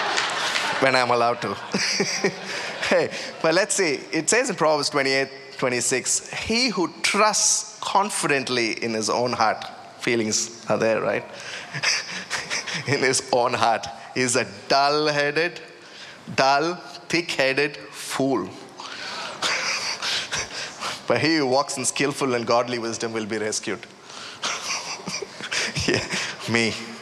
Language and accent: English; India; moved away; I was about, 18, 19, you know, growing up in India